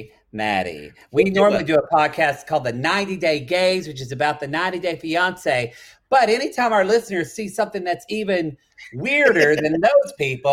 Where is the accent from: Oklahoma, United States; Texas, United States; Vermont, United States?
Oklahoma, United States; Ardmore; where I grew up in Oklahoma in Ardmore.